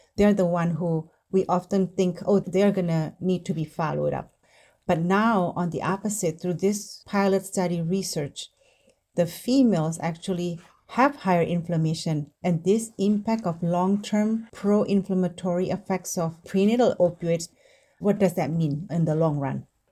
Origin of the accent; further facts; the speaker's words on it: Indonesia; now in United States; I grew up in Indonesia